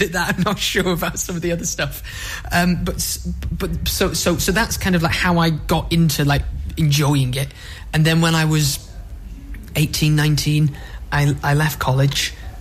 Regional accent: Ashton-under-Lyne, North West England, United Kingdom; I'm from Ashton. I used to go to, like, stage clubs and, like, theatre clubs. I got into it when I was about 10.

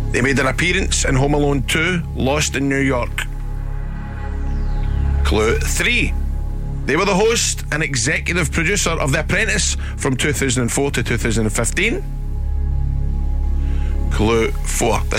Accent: Coatbridge, Scotland, United Kingdom; Hey, uh, Glasgow.

